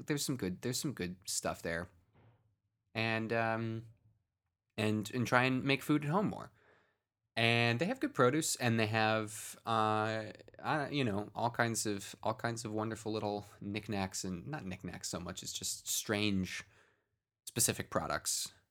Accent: Cleveland, Ohio, United States; I grew up in the, the east, far-flung eastern suburbs of, of Cleveland

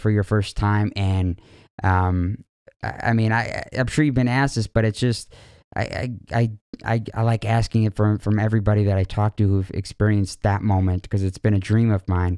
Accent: Chicago, Illinois, United States; I'm from Chicago

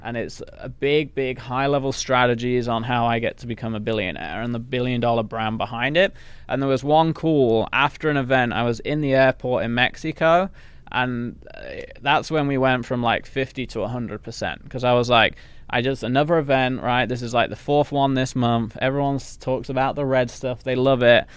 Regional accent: England, United Kingdom; accent: English; moved away; I came from England where obviously, s, you know, that's the accent

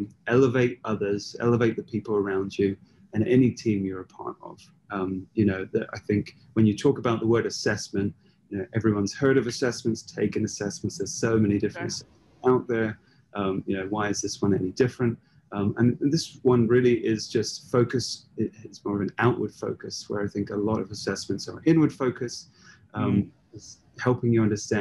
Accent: United Kingdom; we're both British

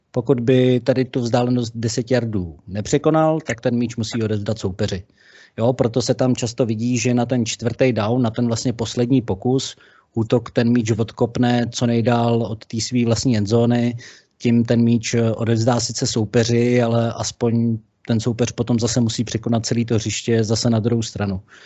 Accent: Liberec or Jablonec, Liberec Region, Czechia; Já jsem z Liberce nebo z Jablonce

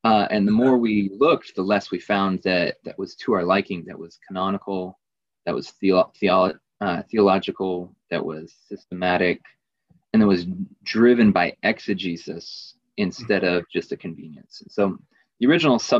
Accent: Virginia, United States; some dude from Virginia

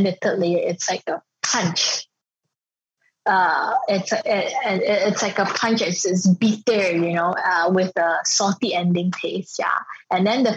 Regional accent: Ipoh, Perak, Malaysia; moved away as an adult; also born or lived in France; I was from Ipoh, and then I was trained in France

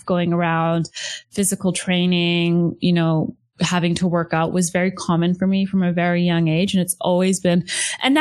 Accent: British Columbia, Canada; also born or lived in Metro Vancouver; So I was born in interior BC in Canada, so in the interior of British Columbia. And it was a really small town, and my parents eventually moved us more into the mainland, so like in the metro area of Vancouver

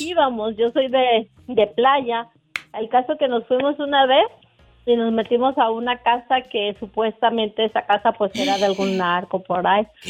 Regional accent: Mexico; yo soy mexicana

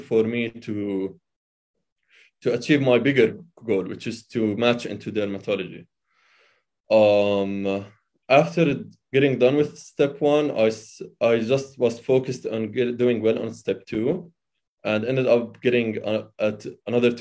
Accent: Amman, Amman Governorate, Jordan; moved away as an adult; now in United States; I was born and raised in Amman, Jordan

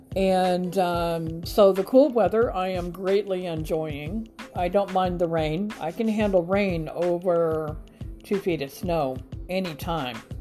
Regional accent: Grand Island, Nebraska, United States; moved away as an adult; now in Huntsville, United States; I am originally from Grand Island, Nebraska, born and raised, grew up there my whole life

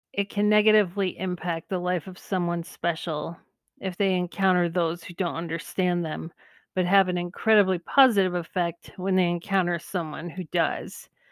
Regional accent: California, United States; moved away as an adult; I grew up in California, one hour from where the Air Force base is that the space shuttles land

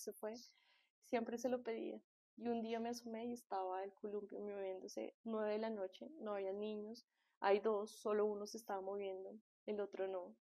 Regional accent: Colombia; yo soy colombiana

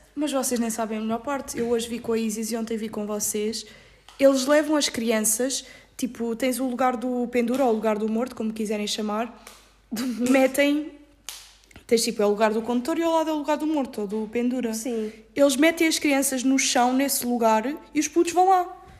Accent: Ericeira, Lisbon, Portugal; moved away as an adult; now in Salerno, Italy; eu sou da zona da Ericeira

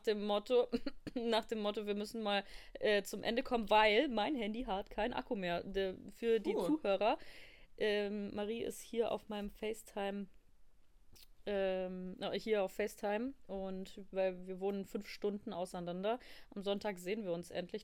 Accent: Bavaria, Germany; Ich bin, ich komme aus Bayern.

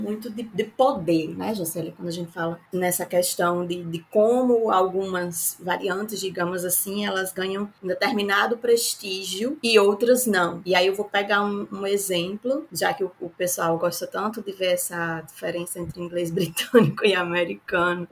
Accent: Northeast Region, Brazil; accent: nordestino; meu sotaque nordestino

